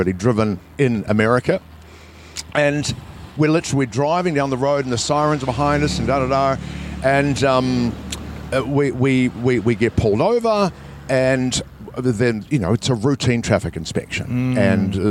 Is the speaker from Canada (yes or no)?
no; New Zealand; I'm from New Zealand.